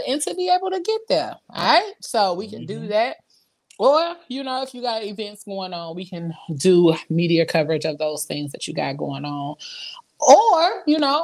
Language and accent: English; Midwest, United States; I was born and raised in the Midwest